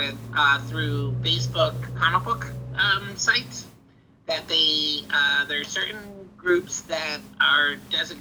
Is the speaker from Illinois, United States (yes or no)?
no; New Jersey, United States; now in Midwest, United States; I'm from New Jersey, and I currently live in the Midwest